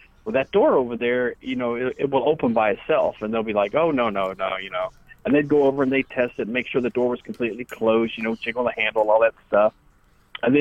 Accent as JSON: {"language": "English", "town": "Cape Girardeau", "region": "Missouri", "country": "United States", "tie": "born or raised there", "moved": "yes", "lives_now": "Memphis, United States", "said": "I grew up in outside of Cape Girardeau, Missouri"}